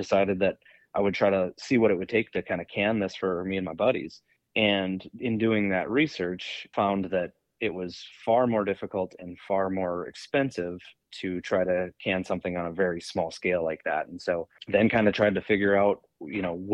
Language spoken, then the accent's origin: English; Park Rapids, Minnesota, United States; now in Maple Grove, United States; I am from Park Rapids, Minnesota, originally. Now live permanently in Maple Grove